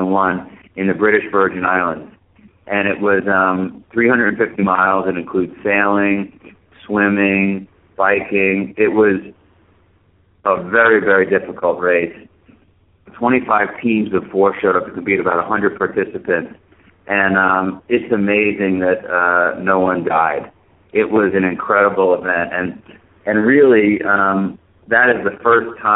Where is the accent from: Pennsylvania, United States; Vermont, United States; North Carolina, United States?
Vermont, United States; in Vermont, my hometown